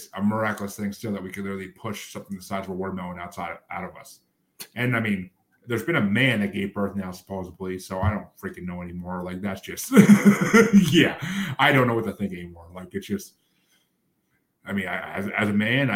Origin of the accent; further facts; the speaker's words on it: United States; moved away; also born or lived in New York / Massachusetts; I grew up in New York and then Massachusetts